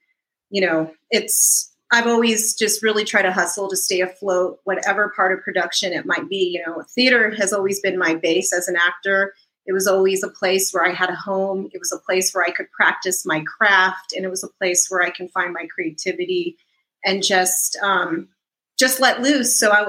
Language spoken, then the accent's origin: English; New Mexico, United States; moved away as an adult; also born or lived in California; New Mexico is my hometown. And so I lived in California for many years.